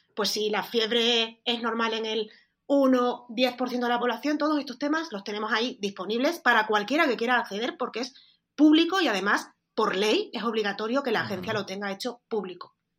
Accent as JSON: {"language": "Spanish", "region": "Extremadura", "country": "Spain", "said": "parezco, gallega en lugar de extremeña"}